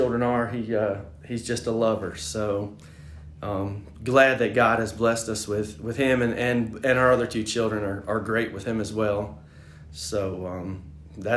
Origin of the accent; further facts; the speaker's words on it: upstate New York, United States; moved away as an adult; now in Greenville, United States; I grew up in upstate New York